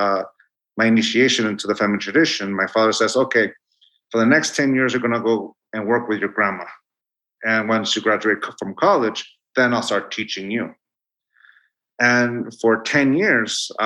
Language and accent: English; Tijuana, Baja California, Mexico; English is a second language; moved away; also born or lived in Chula Vista, California; I grew up with juxtapositions and dualities continuously until I moved from Tijuana, know, I stopped going to school in Tijuana. I went to school in Bonita in Chula Vista